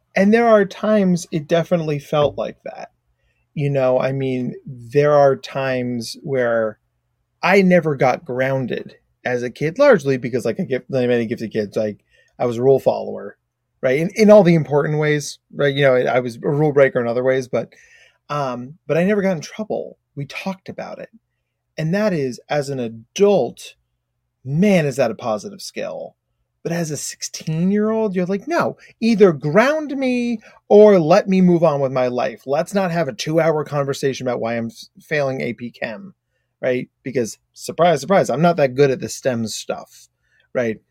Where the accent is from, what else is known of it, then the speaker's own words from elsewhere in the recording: United States; accent: very American; also born or lived in Australia; my very American accent